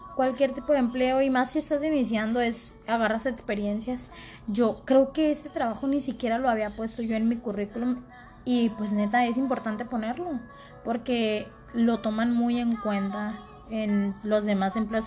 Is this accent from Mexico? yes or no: yes; Costa Rica, Sinaloa, Mexico; yo de Costa Rica